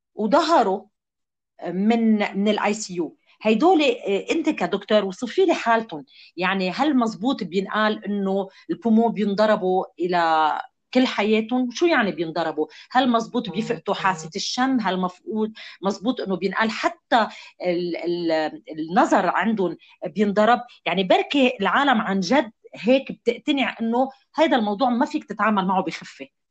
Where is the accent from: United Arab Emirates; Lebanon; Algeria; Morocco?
Lebanon; كلنا كلبنانيين